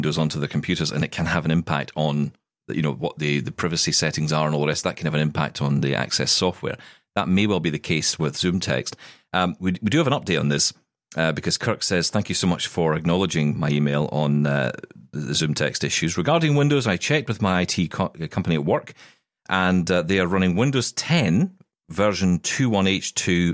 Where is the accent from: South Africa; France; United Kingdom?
United Kingdom; we're British